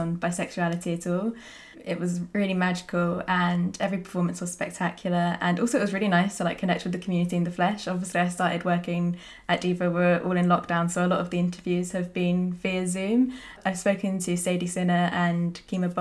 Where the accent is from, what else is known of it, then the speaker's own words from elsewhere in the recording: Cornwall, South West England, United Kingdom; I grew up in Cornwall, which isn't Scotland, but is rural.